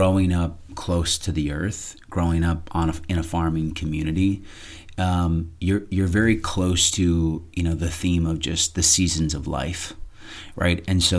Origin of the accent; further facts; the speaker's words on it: southern Minnesota, United States; now in Phoenix, United States; I grew up on a fourth-generation farm in southern Minnesota